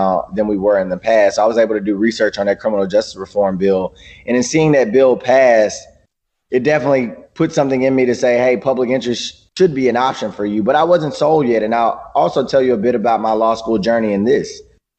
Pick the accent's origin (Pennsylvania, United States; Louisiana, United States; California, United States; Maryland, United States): Louisiana, United States; Shreveport; also born or lived in Cambridge, Massachusetts; my hometown